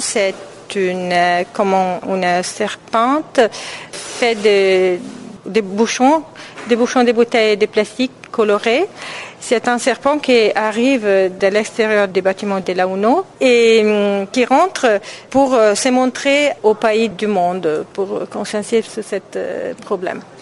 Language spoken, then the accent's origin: French; Italy; je suis italienne, artiste italienne